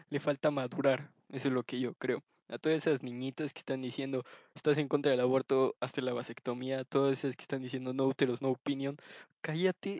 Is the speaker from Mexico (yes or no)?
yes; Mexico; decir que soy de México